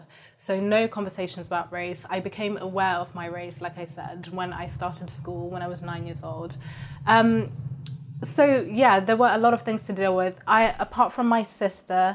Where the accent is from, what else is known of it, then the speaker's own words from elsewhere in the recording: Zimbabwe; moved away; also born or lived in Kent, England; I'm from Zimbabwe